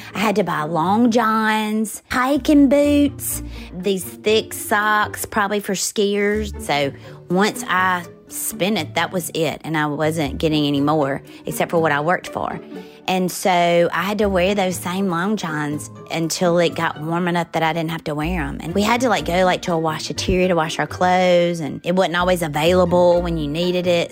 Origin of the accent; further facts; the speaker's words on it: Forest, Mississippi, United States; moved away as an adult; I grew up in Forest, Mississippi, and I lived on the same street as a major chicken plant